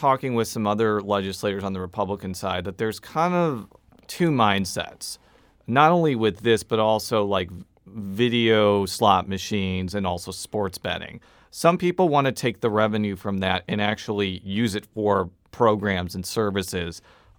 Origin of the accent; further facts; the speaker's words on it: Buffalo Grove, Illinois, United States; I was from the actual city of Chicago, and she was like, no, you're not. And she was right, because I'm from Buffalo Grove.